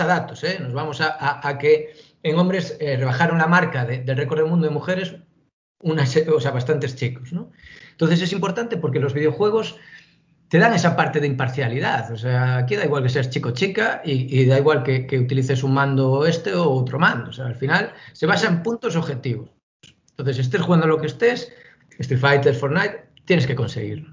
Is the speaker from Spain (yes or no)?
yes; Galicia, Spain; como buen gallego